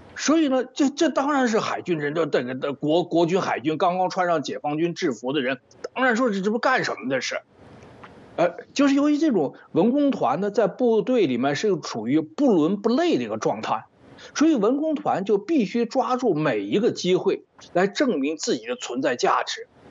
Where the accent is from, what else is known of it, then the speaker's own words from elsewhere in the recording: China; moved away; 我到到底是从大陆出来的人